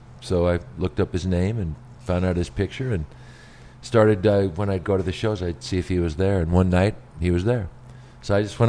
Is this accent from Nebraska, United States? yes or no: no; Richland, Washington, United States; now in Las Vegas, United States; I grew up in Richland, Washington, Eastern Washington.